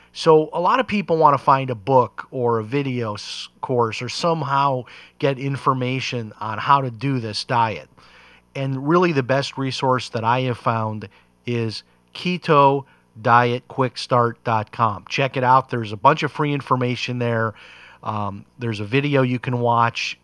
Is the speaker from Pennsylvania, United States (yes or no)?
no; Chicago, Illinois, United States; growing up in Chicago.